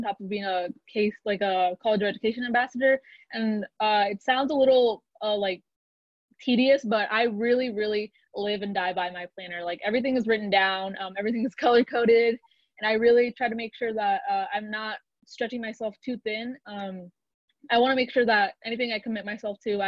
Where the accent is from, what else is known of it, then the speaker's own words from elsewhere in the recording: Kansas City, Kansas, United States; I'm from Kansas City, Kansas